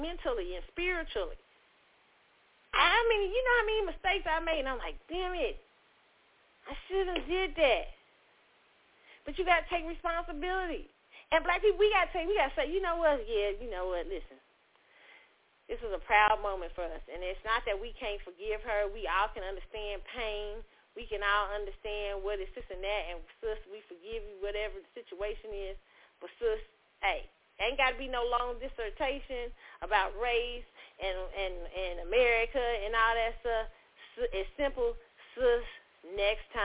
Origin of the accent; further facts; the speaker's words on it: Midwest, United States; I grew up in the Midwest as a Black girl